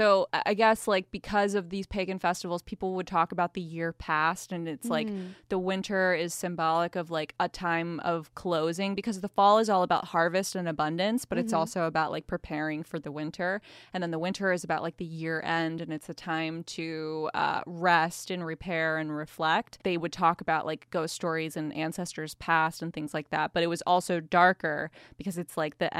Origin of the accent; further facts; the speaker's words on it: Oklahoma, United States; I'm extremely jealous because I grew up in Oklahoma.